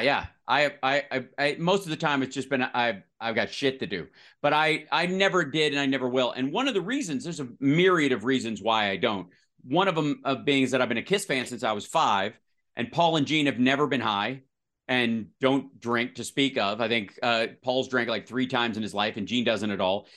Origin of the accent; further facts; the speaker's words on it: Kentucky, United States; now in Los Angeles, United States; I grew up in the South, one road, 46 people